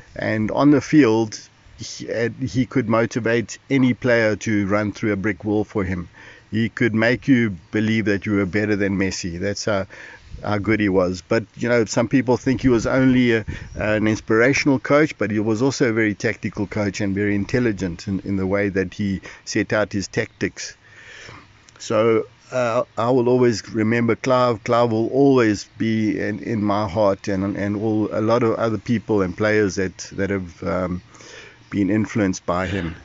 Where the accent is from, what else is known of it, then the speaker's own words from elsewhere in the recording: Durban, KwaZulu-Natal, South Africa; I was born in Durban in 1961, and so I've lived basically all my life in Durban